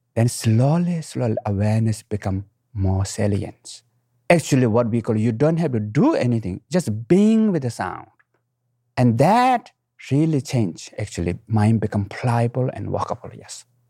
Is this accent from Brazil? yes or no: no; Nepal; I was born in the Himalayan mountain, right middle of the mountain, what we call Manasilo, at highest